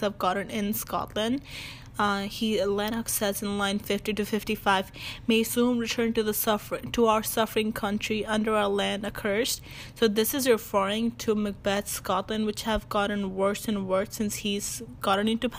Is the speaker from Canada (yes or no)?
no; Azad Kashmir, Pakistan; as a Pakistani Kashmiri